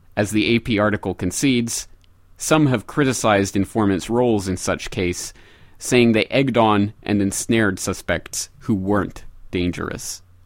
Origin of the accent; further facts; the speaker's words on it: Canada; speaking as a Canadian